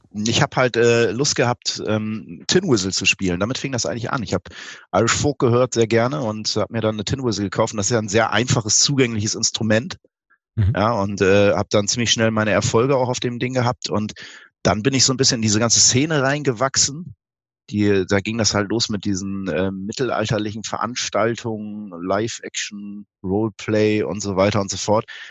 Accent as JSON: {"language": "German", "town": "Osterholz-Scharmbeck", "region": "Lower Saxony", "country": "Germany", "tie": "born or raised there", "also_born_or_lived": "Bremen", "said": "Das war in einem Kulturzentrum in Ostholz-Scharmbeck, meinem Heimatort"}